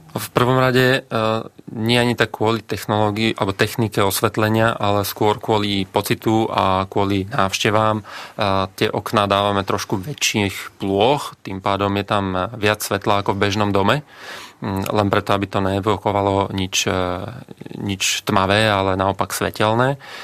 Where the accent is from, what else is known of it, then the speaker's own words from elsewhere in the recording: Brhlovce, Nitra Region, Slovakia; u nás v Brhlovciach eh, na juhu Slovenska